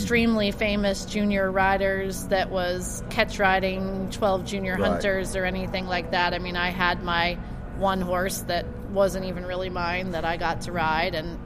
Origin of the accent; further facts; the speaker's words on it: Massachusetts, United States; moved away; I was born in Massachusetts